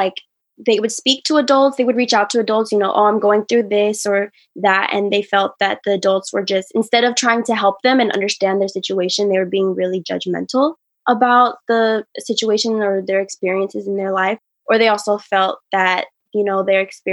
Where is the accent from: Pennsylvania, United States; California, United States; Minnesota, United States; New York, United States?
California, United States; Richmond; I grew up and raised there